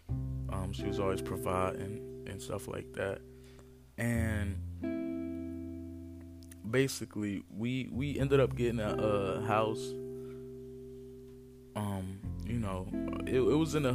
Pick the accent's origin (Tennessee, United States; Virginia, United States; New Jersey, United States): New Jersey, United States; Newark; I was born and raised in Newark, New Jersey. Been living here mostly all my life